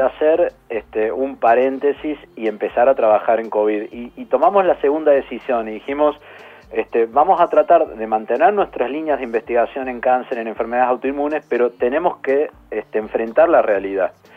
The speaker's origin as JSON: {"language": "Spanish", "region": "Córdoba", "country": "Argentina", "accent": "tonada cordobesa", "moved": "as an adult", "lives_now": "Buenos Aires, Argentina", "said": "me van a escuchar un poco la tonada, soy cordobés."}